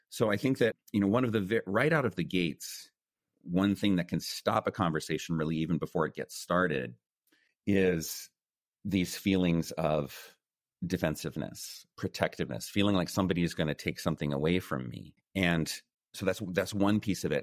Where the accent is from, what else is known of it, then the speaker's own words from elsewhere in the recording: United States; first language English; moved away as an adult; also born or lived in China; I was born and raised in the United States